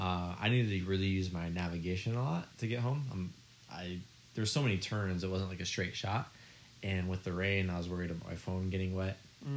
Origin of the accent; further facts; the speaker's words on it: Michigan, United States; moved away as an adult; now in Japan; My home state is called Michigan.